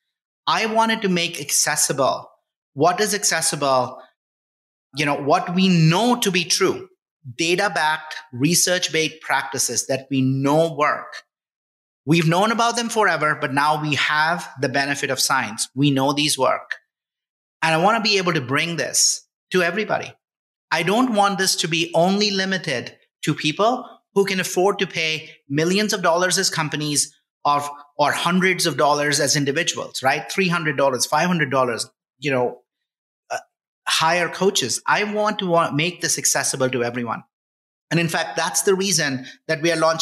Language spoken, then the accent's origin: English; India; moved away as an adult; now in United States; I grew up in India.